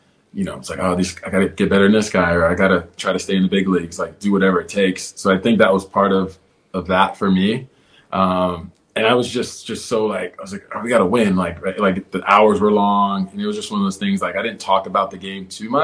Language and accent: English; Houston, Texas, United States; now in Los Angeles, United States; I grew up in Houston